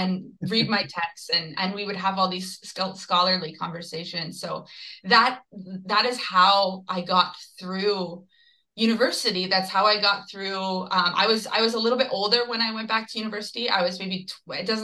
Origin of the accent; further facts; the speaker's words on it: Georgetown, Ontario, Canada; now in Toronto, Canada; both Philippe and I grew up in Georgetown, Ontario